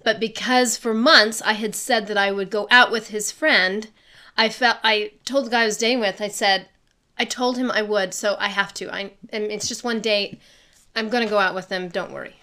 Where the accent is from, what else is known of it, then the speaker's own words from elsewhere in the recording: Laramie, Wyoming, United States; moved away as an adult; also born or lived in Saint Louis, Missouri / Fukuoka, Japan / Washington, D.C.; I grew up in Laramie, Wyoming, born in Saint Louis, Missouri, but grew up in Wyoming